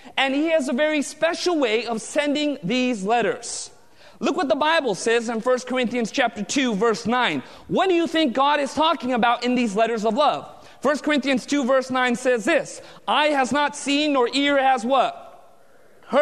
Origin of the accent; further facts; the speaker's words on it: Southern California, United States; I was born and raised in Southern California